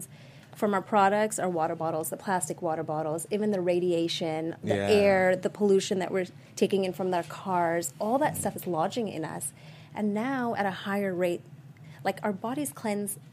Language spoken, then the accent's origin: English; Sri Lanka; moved away; I was born in Sri Lanka.